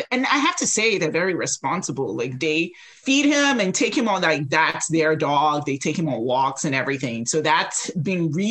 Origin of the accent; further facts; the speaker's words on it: United States; you know, I'm Nigerian American. And so growing up, it was like, you're either a doctor or, you know, an engineer.